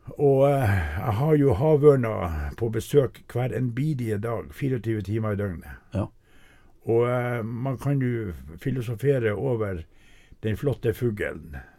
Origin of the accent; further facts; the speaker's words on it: Saura, Andøya, Nordland, Norway; jeg vokste opp midt på Andøya, på Saura